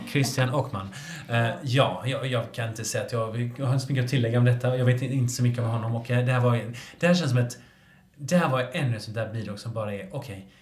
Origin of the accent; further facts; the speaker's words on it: Gothenburg, Västra Götaland, Sweden; jag är från Göteborg